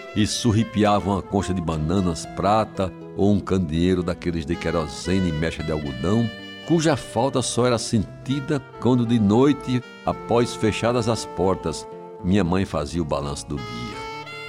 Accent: João Pessoa, Paraíba, Brazil; vizinho à casa onde nasci, em Jaguaribe

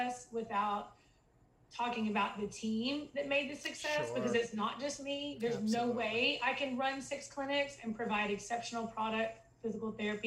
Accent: Texas, United States; I'm from Texas

